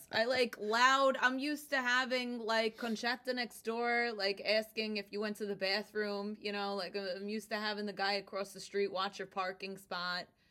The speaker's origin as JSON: {"language": "English", "region": "New Jersey", "country": "United States", "tie": "born or raised there", "accent": "Brooklyn", "first_language": "Italian", "second_language": "English", "moved": "as an adult", "lives_now": "Brooklyn, United States", "said": "I was born in Brooklyn, in Bensonhurst. And then when I was eight, we moved to New Jersey. I hated it. And when I was eighteen, I moved back to Brooklyn"}